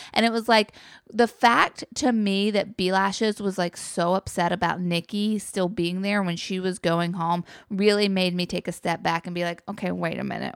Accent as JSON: {"language": "English", "region": "North Carolina", "country": "United States", "tie": "born or raised there", "said": "guys that I grew up with in North Carolina"}